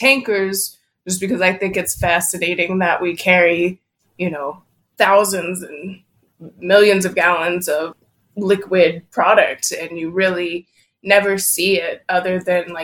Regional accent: Houston, Texas, United States; growing up in Houston, it's such a huge metropolis of a city

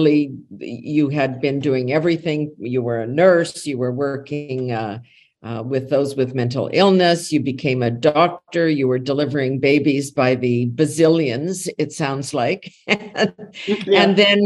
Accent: Canada; we're Canadian

